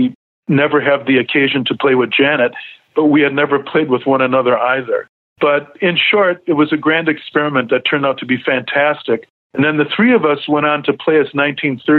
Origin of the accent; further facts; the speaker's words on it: Racine, Wisconsin, United States; also born or lived in Milwaukee, Wisconsin; my hometown of Racine, Wisconsin